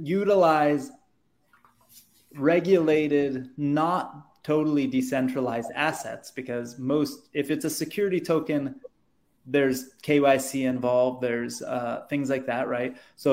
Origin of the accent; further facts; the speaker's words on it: United States; if I want to borrow against my Bitcoin on Celsius, using Celsius as an example, I can't because I'm American.